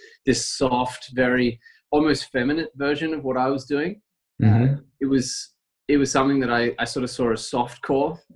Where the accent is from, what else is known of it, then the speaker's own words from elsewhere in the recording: Canberra, Australian Capital Territory, Australia; also born or lived in Brisbane; now in Girona, Spain; I was born there, but I was very quickly taken away and moved to Canberra